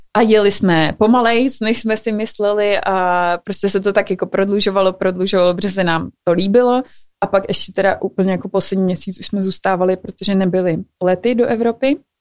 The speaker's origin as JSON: {"language": "Czech", "country": "Czechia", "said": "jako Češi"}